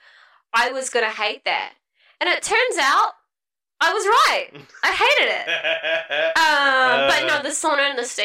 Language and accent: English; Punakaiki, West Coast, New Zealand; moved away; That's where I grew up, Pocatica.